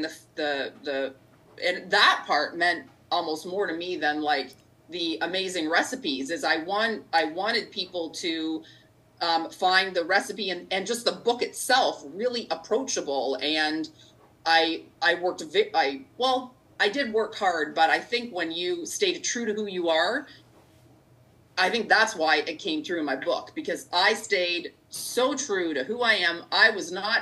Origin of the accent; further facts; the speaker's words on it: Markham, Ontario, Canada; I grew up in Markham, and McCowan and 401, so for those listening, it's in the it's in the greater GTA area, the greater Toronto area